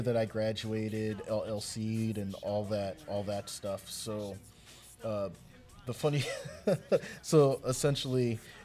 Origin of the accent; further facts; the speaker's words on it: Milwaukee, Wisconsin, United States; also born or lived in Memphis, Tennessee; I'm originally from Memphis. I've spent most of my life here in Milwaukee